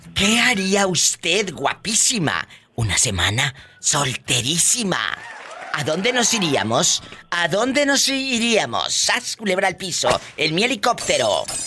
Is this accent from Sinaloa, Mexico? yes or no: no; Matamoros, Tamaulipas, Mexico; moved away; allá en mi tierra, en Matamoros